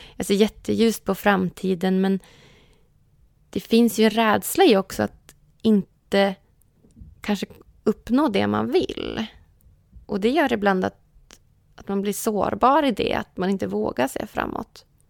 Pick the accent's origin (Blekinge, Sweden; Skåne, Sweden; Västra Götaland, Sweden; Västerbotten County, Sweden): Västerbotten County, Sweden; Umeå; now in Stockholm, Sweden; så stor längtan hem till Umeå. Så jag försöker åka hem till Umeå